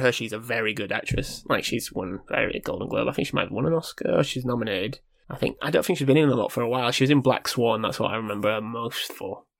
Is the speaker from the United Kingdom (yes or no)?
yes; United Kingdom; we're British here. Born and bred